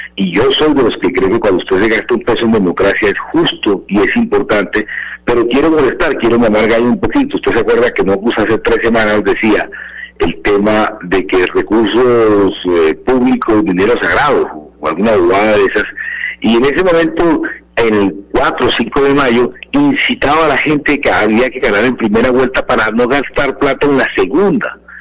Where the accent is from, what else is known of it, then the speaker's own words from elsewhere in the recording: Caribbean coast, Caribbean Region, Colombia; now in Bogotá, Colombia; yo me siento costeño, soy costeño